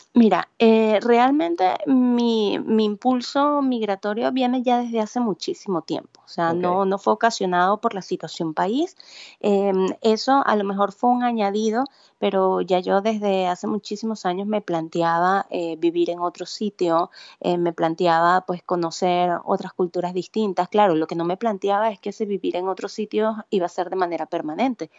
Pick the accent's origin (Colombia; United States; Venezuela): Venezuela; San Carlos, Cojedes; moved away as an adult; also born or lived in Valencia, Venezuela / Barquisimeto, Venezuela; now in Spain; yo soy nacida en Valencia, criada en San Carlos Cojedes y eh, entre San Carlos y Barquisimeto, porque luego um, gran parte de mi vida lo viví en Barquisimeto